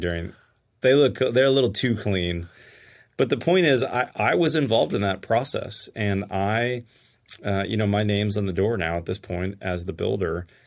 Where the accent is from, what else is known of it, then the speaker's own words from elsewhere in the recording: Pittsburgh, Pennsylvania, United States; now in Texas, United States; I grew up in Pittsburgh, Pennsylvania